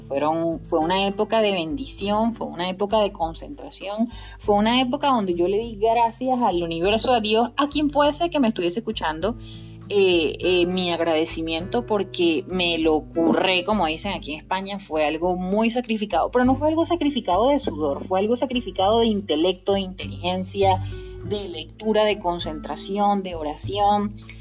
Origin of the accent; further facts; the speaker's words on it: Guárico, Venezuela; now in Spain; yo soy de Guárico, soy muy criolla y eso no lo pierdo